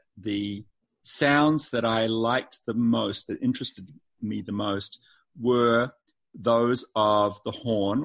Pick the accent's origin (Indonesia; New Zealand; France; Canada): New Zealand; moved away as an adult; also born or lived in Boston, United States; now in North Carolina, United States; not originally from North Carolina. I'm from New Zealand